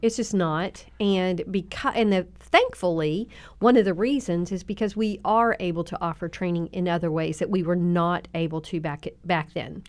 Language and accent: English; Southern Oklahoma, United States; accent: twang; moved away; also born or lived in Tennessee; Southern, Southern Oklahoma